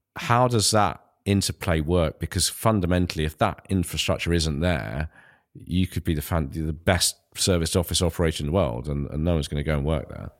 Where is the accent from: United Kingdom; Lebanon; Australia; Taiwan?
United Kingdom; Ilford, London; growing up in Ilford